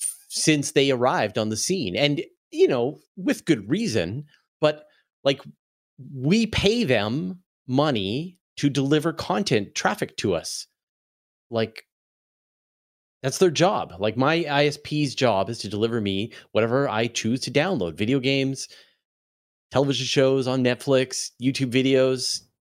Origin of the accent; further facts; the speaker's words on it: Canada; I'm a Canadian.